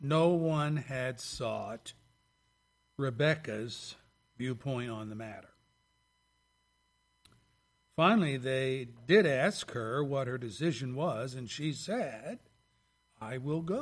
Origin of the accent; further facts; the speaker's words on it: Pennsylvania, United States; now in Lapeer, United States; my home state and home city of Pennsylvania